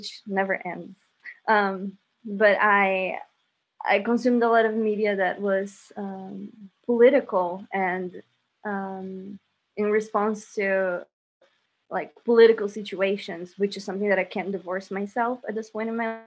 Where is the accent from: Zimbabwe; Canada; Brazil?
Brazil; moved away; I grew up in Brazil